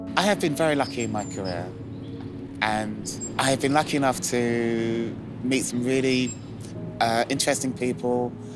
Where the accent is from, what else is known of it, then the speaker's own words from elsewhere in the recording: London, United Kingdom; also born or lived in Islington; Where I grew up, I was born actually in Islington, and then my uh, parents moved us to um, Hackney.